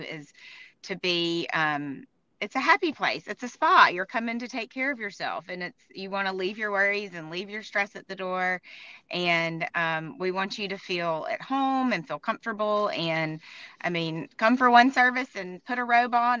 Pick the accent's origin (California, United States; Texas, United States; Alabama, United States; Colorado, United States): Alabama, United States; Tuscaloosa; moved away as an adult; also born or lived in Birmingham, Alabama; I'm from Tuscaloosa, first of all, grew up here and stayed here for school